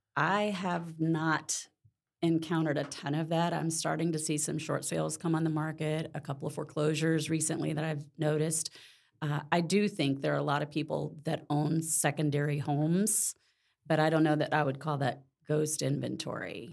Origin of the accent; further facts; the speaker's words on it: Mississippi, United States; moved away as an adult; now in Orlando, United States; I was born in Mississippi, uh, grew up there, and moved to Orlando in '92